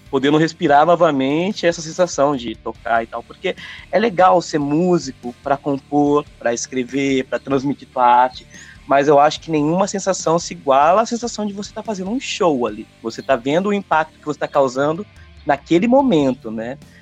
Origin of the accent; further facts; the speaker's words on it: hometown in São Paulo state, Brazil; moved away as an adult; also born or lived in São Carlos / Brasília; eu tive vários projetos aqui na minha cidade natal, tal. Depois eu fui para São Carlos, uma cidade aqui também, em São Paulo